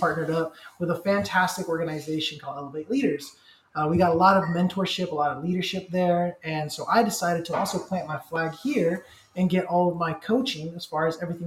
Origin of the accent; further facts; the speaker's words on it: Santa Cruz, California, United States; moved away as an adult; now in Los Angeles, United States; I'm from Santa Cruz